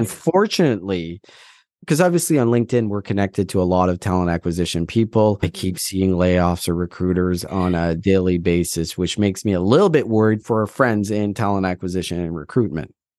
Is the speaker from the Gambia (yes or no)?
no; Atlantic Canada, Canada; moved away; also born or lived in Alberta / Ontario; I'm from Atlantic Canada and I moved out